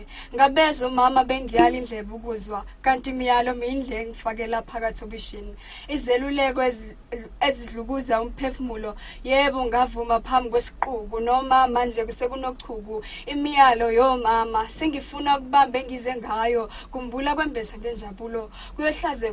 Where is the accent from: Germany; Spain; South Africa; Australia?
South Africa; I come from Summer Paper Village. It's a very small place, still developing, of course.